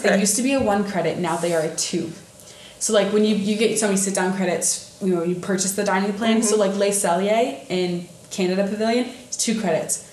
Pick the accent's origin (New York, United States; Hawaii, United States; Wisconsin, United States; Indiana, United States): Indiana, United States; northern; northern Indiana, which I'm from